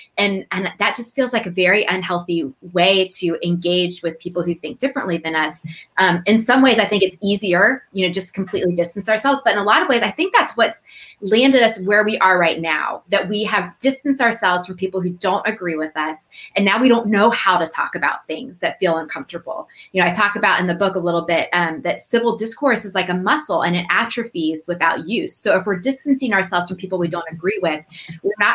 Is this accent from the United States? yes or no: yes; United States; I grew up just outside Washington, D.C.